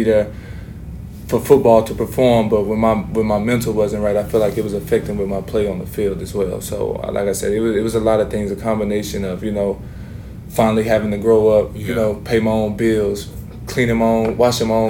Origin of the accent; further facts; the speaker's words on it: Texas, United States; moved away as an adult; also born or lived in Utah; growing up in Texas